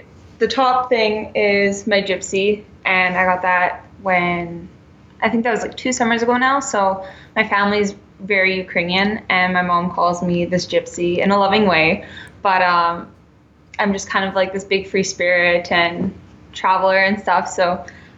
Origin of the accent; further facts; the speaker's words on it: Saskatchewan, Canada; I'm from Saskatchewan, Canada